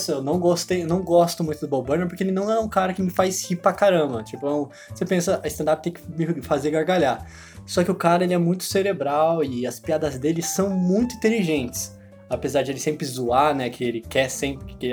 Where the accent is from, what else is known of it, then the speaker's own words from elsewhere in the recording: Canada; sou canadense, não, não estadunidense.